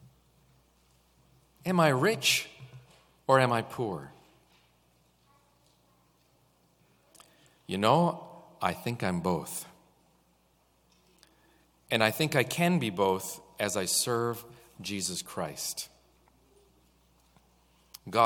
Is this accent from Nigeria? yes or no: no; Canada; also born or lived in Kenya; I am a Canadian